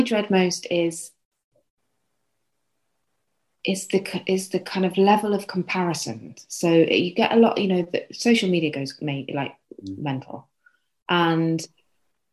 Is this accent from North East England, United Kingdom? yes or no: no; London, United Kingdom; now in Sheffield, United Kingdom; I'm actually from London, so I'm not authentic Yorkshire.